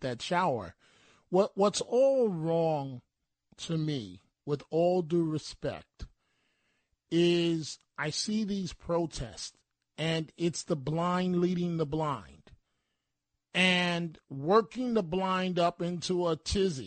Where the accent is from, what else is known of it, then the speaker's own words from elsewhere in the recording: New York City, New York, United States; when I was a young man growing up in the Bronx